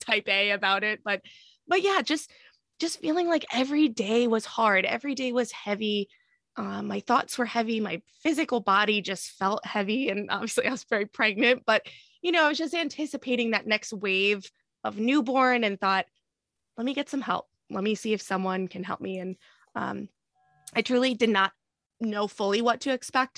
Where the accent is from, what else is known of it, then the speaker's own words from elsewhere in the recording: New Jersey, United States; moved away as an adult; also born or lived in Boston; we moved from Boston to New Jersey, where I'm from